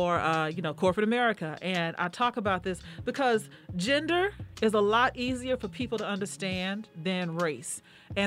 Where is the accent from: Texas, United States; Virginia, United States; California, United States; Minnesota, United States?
Texas, United States; Houston; I'm from Houston, Texas.